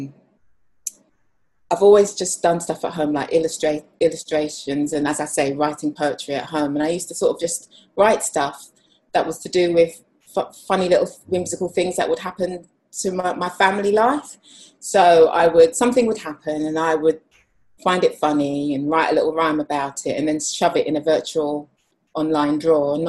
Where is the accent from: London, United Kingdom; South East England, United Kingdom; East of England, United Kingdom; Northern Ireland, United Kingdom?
London, United Kingdom; I'm a graphic designer, creative writer and I also illustrate and I'm from London.